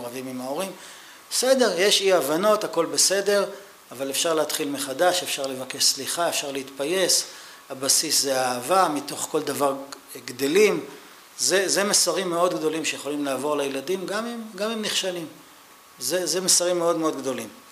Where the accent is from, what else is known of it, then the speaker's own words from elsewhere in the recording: Israel; אני ישראלי